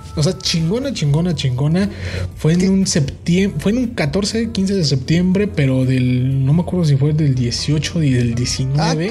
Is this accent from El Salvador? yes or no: no; Mexico; como buen estudiante mexicano